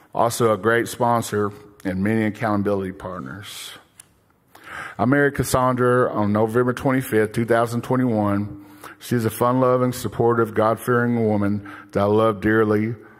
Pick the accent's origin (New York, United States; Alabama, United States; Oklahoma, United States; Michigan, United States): Oklahoma, United States; Broken Bow; moved away as an adult; also born or lived in Bixby, Oklahoma; now in Tulsa, United States; I grew up in a small town of Brokenbow with one older sister and two younger sisters